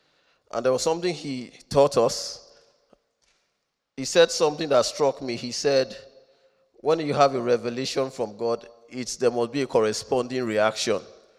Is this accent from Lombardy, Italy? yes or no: no; Rome, Lazio, Italy; born there; I'm not a Roman citizen. I've not claimed citizenship, but I was born in Rome, so I have something in common.